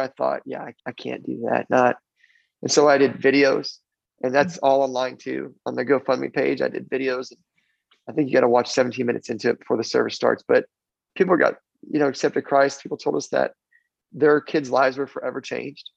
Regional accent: Florida, United States; also born or lived in New Jersey; I was born in New Jersey and raised in Florida

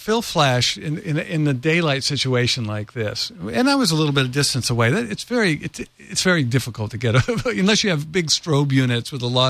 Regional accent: San Francisco, California, United States; also born or lived in Norway; No, my father's from Norway, and I was born in San Francisco.

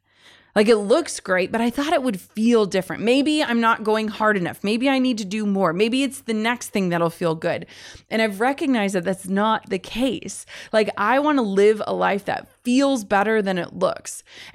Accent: Midwest, United States; and I'm from the Midwest

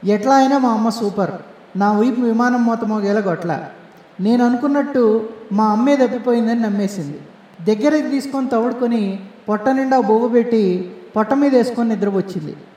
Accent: Nellore district, Andhra Pradesh, India; moved away; also born or lived in Tamil Nadu; నెల్లూరు నుండి మా ఊరు వెళ్ళే బస్సు ఉంది

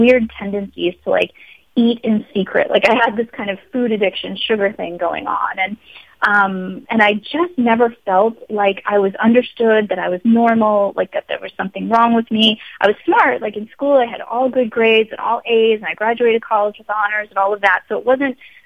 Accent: Long Island, New York, United States; moved away as an adult; also born or lived in Los Angeles, California; I grew up in Long Island

